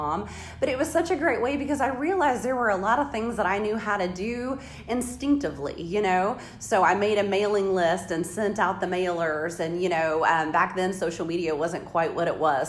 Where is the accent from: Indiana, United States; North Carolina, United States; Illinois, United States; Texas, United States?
Indiana, United States; Seymour; also born or lived in Kentucky; I was born and raised in Seymour